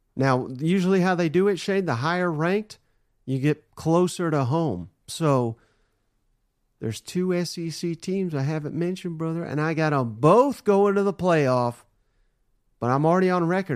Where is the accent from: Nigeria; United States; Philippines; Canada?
United States; Nashville, Tennessee; This is my hometown here